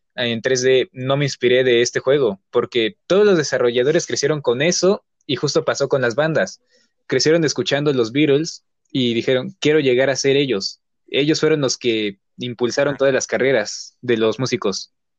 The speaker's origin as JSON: {"language": "Spanish", "country": "Mexico", "said": "somos de México"}